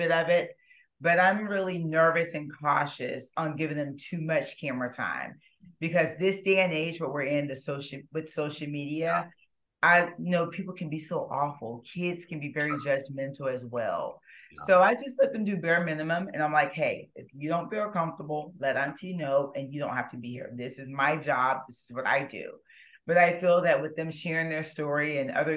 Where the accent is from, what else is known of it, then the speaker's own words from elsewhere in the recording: St. Petersburg, Florida, United States; I'm from St. Petersburg, Florida